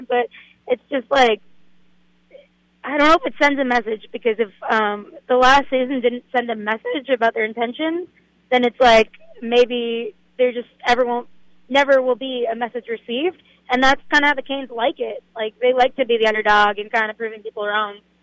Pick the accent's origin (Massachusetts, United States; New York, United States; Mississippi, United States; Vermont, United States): Massachusetts, United States; Boston; moved away; I'm from Boston